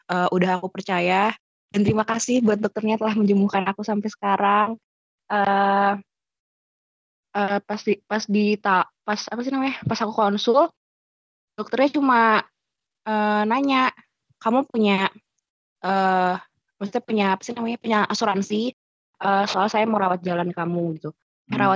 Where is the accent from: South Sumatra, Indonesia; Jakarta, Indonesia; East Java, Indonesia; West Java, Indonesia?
Jakarta, Indonesia; also born or lived in Yogyakarta; memutuskan untuk balik uh, ke Jakarta daerah asal aku karena kan di, itu semua terjadi di Jogja dan di Jogja itu aku sendirian